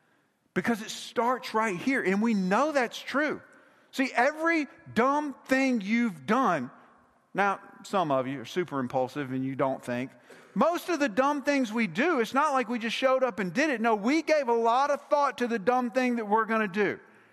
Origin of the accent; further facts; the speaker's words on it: Mississippi, United States; Now, we're both from Mississippi, but we all know you can't be fans of both Ole Miss and Mississippi State.